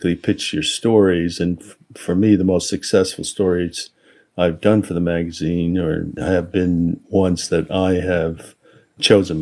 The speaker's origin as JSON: {"language": "English", "country": "United States", "said": "I'm Japanese American."}